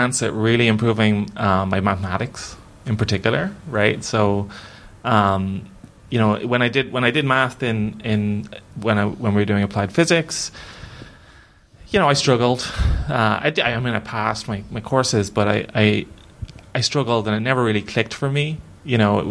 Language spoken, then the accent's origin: English; Dublin, Leinster, Ireland; moved away as an adult; also born or lived in Amsterdam; I'm from a pretty poor part of Dublin. I'm from Ballyfermot